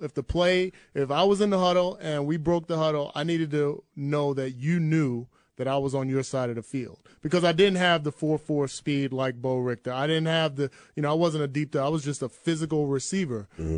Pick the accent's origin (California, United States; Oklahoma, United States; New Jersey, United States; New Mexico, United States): New Jersey, United States; moved away as an adult; also born or lived in Iowa; where I grew up in Jersey